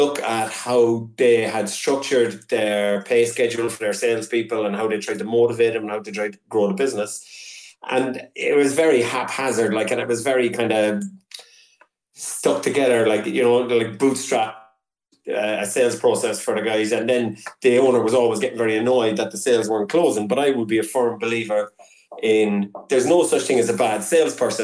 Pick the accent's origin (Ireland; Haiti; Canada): Ireland; Cork, Munster; now in Lisburn, United Kingdom; I'm from Cork, but I'm still living in Lisburn in Northern Ireland